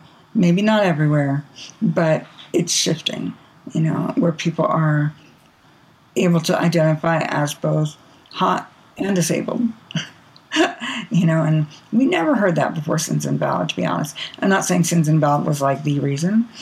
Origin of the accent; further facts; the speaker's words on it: Bay Area, California, United States; I grew up in the Bay Area